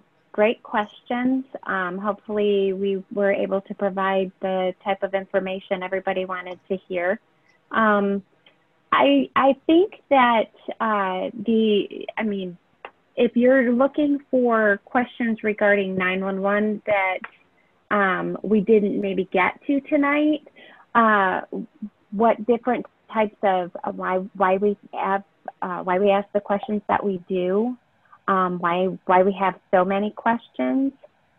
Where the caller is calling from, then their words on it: Michigan, United States; No, I'm actually in Michigan. I am a remote employee for NENA.